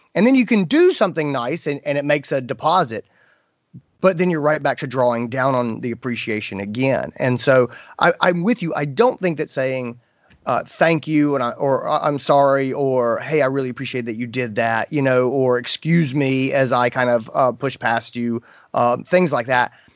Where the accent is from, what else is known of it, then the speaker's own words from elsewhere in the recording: North Carolina, United States; I grew up in North Carolina.